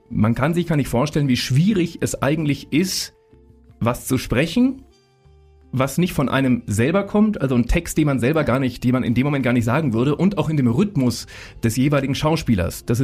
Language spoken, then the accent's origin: German; Munich, Bavaria, Germany; Das ist ja schon mal als Münchner Kindl was Besonderes.